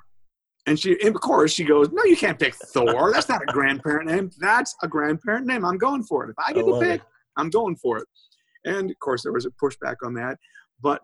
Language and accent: English; Minnesota, United States; moved away as an adult; also born or lived in Wisconsin; now in Southern United States; I'm from Minnesota, and I lived in Minnesota and Wisconsin all my life.